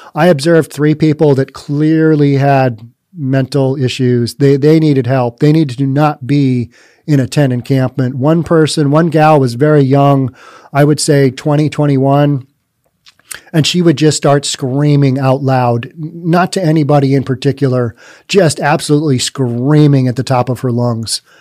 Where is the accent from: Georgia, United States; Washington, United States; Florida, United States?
Washington, United States; Bellevue; I'm very biased towards Bellevue. It's my hometown